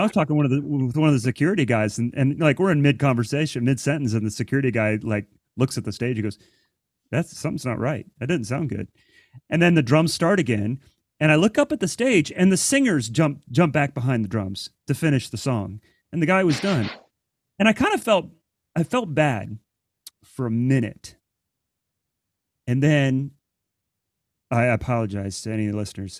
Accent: Central Ohio, United States; moved away; growing up in Central Ohio

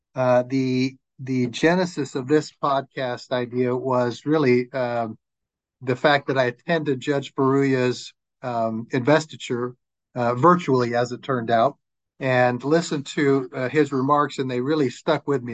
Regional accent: Flagstaff, Arizona, United States; moved away; I was born and raised in Flagstaff, and uh, uh, lived there all of my growing up years

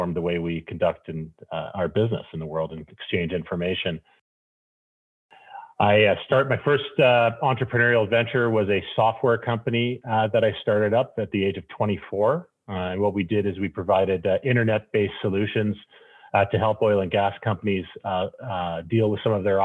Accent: Calgary, Alberta, Canada; also born or lived in Toronto; I grew up in Canada's oil and gas capital, Canada's energy capital, Calgary, Alberta

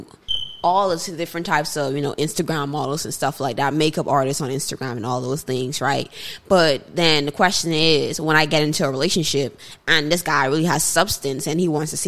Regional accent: Bahamas; moved away; I grew up in the Bahamas

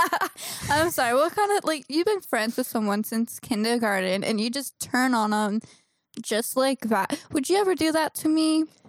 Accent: California, United States; I'm from California. We, I live in the valley

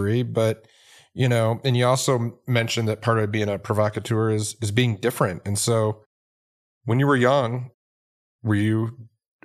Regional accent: Detroit, Michigan, United States; I grew up in Detroit

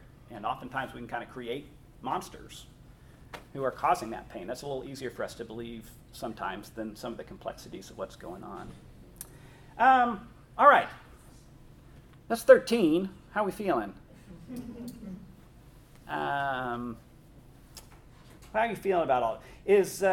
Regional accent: Northern Colorado, United States; I grew up in Northern Colorado

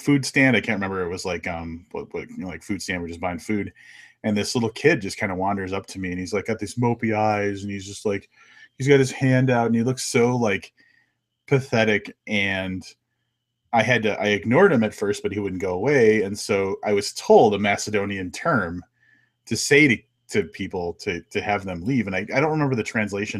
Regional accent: United States; I'm so American.

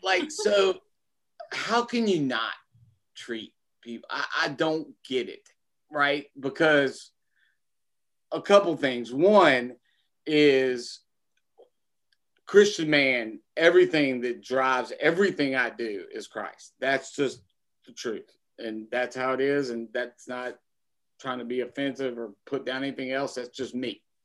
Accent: United States; I was born in America in in mm-hmm. twenty uh, in nineteen seventy six

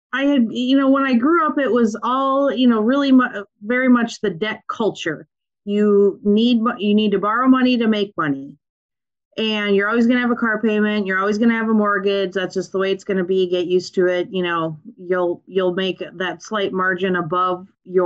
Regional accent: Minnesota, United States; accent: Minnesotan; I grew up on a farm in Minnesota

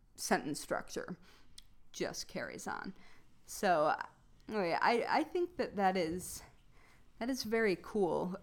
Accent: Midwest, United States; accent: Midwestern; my Midwestern accent's pretty heavy

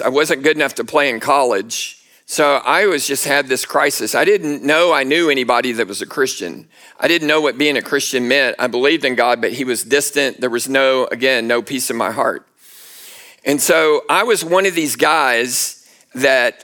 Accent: Houston, Texas, United States; I grew up in Houston, Texas, near Houston

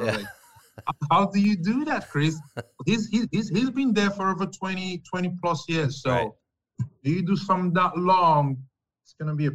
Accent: Nigeria; moved away as an adult; also born or lived in New York City, United States / Europe / Canada; now in Florida, United States; I'm from West Africa, Nigeria specifically

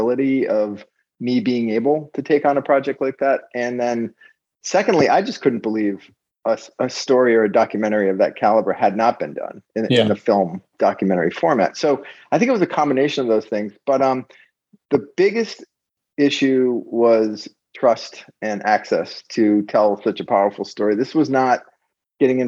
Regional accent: Rhode Island, United States; also born or lived in Los Angeles; I'm also from Rhode Island.

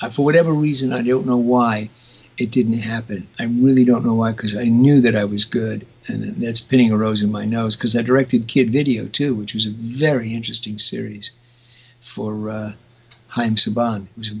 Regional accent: New York City, New York, United States; moved away as an adult; I grew up with in Brooklyn.

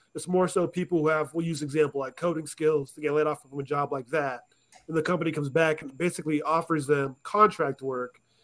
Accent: Alaska, United States; moved away as an adult; now in Arizona, United States; I grew up in Alaska

